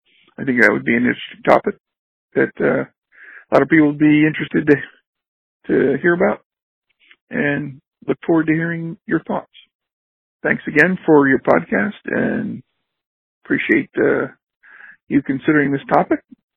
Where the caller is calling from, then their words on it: Raleigh, North Carolina, United States; I'm calling from Raleigh, North Carolina.